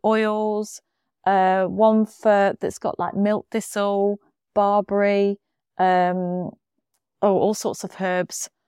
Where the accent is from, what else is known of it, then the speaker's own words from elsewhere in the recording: United Kingdom; we're very British.